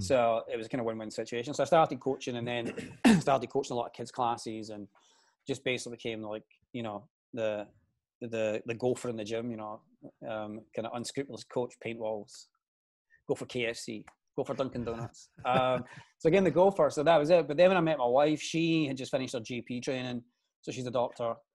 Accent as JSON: {"language": "English", "town": "Glasgow", "region": "Scotland", "country": "United Kingdom", "tie": "born or raised there", "said": "I i am from Glasgow, the east end of Glasgow. So I grew up in the seventies, and back in the seventies, it was pretty rough. Um, we lived in quite a deprived area"}